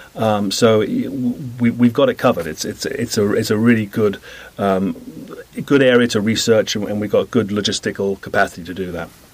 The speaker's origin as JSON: {"language": "English", "country": "United Kingdom", "also_born_or_lived": "Canada", "moved": "as an adult", "lives_now": "United States", "said": "I come from Britain"}